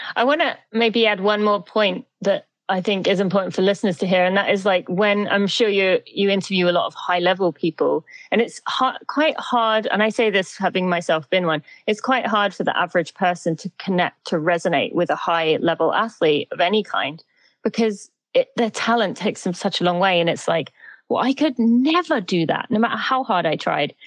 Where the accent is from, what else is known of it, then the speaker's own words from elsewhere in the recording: St Albans, East of England, United Kingdom; moved away as an adult; now in St. Louis, United States; I'm from Great Britain. I'm from just above London, a town called St. Albans in the UK. But I've been in the US for 15 years now